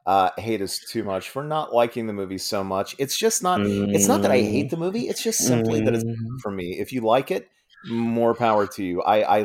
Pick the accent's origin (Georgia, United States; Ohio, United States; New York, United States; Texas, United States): Ohio, United States; Franklin Furnace; A little place called Franklin Furnace.